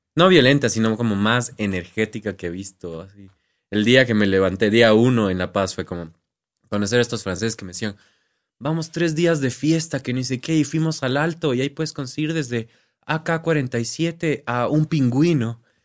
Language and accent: Spanish; Quito, Pichincha, Ecuador; accent: Andean Spanish; Y yo así quiteño